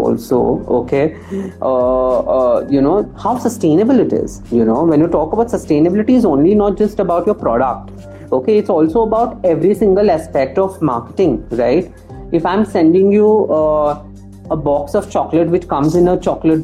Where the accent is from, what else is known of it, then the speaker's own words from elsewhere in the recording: India; as Indian panorama